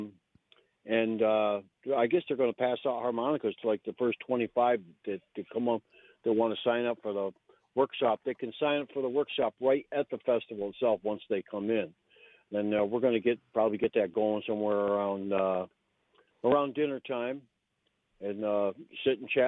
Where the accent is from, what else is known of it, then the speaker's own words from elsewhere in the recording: Central New York, United States; moved away as an adult; I grew up in Central New York